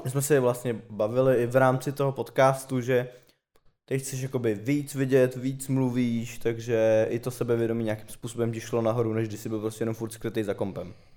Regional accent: Prague, Czechia; jak jsem z Prahy, tak prostě mám tady spoustu známých

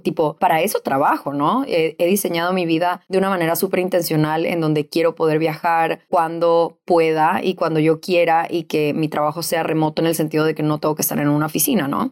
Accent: Ecuador; moved away as an adult; also born or lived in Venezuela; Yo de los 18 a los 28 me mudé, viví en diferentes países, mis papás se quedaron en Ecuador

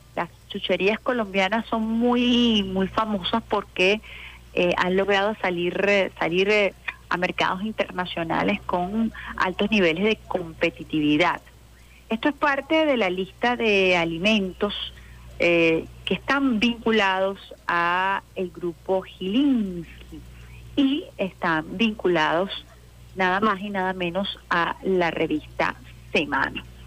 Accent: Venezuela; como, venezolana

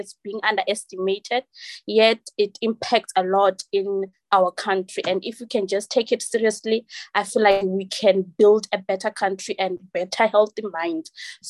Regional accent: Limpopo, South Africa; I'm from Limpopo and I've graduated.

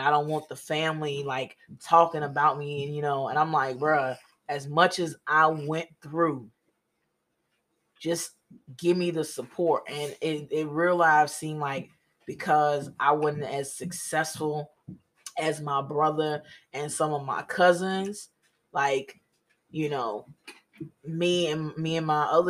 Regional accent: Mississippi, United States; And yeah, of course, I'm from Mississippi. Yeah, I picked up so much slang and lingo in the military.

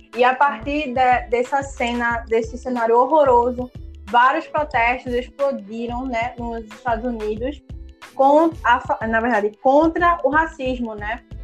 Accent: Recife, Pernambuco, Brazil; eu sou de periferia, daqui da Zona Norte do Recife

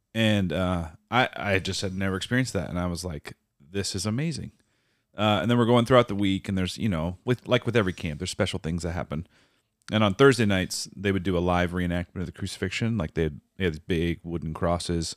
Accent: Minnesota, United States; moved away; also born or lived in Iowa; I grew up in Minnesota

